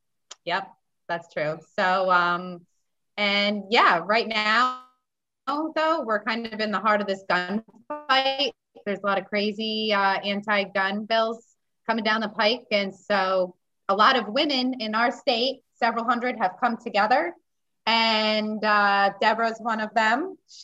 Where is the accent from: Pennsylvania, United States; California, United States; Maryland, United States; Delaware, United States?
Delaware, United States; Magnolia; I'm from Magnolia, Delaware. I have four children. I'm a veteran.